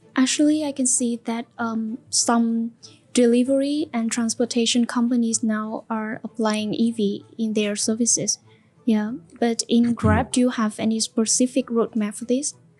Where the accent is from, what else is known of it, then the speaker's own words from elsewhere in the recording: Central Vietnam, Vietnam; my hometown, mm. in the central of the of Vietnam